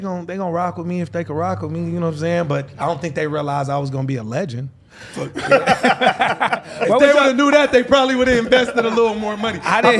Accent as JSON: {"language": "English", "town": "Los Angeles", "region": "California", "country": "United States", "tie": "born or raised there", "said": "All over LA. Shit. That point in time, I was living off since in LA and La Brea."}